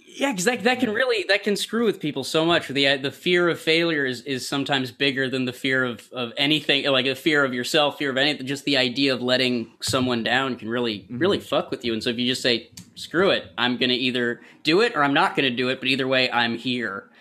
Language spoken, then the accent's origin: English; Syracuse, New York, United States; moved away; I grew up just outside Syracuse